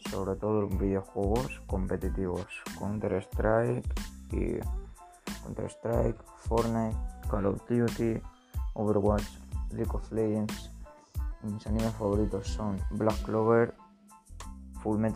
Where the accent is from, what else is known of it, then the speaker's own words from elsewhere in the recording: Valencia, Valencian Community, Spain; Nací en España, en Valencia, aunque todo el mundo me llame ruso, lo único que tengo que ver con Rusia es mi madre y ya está.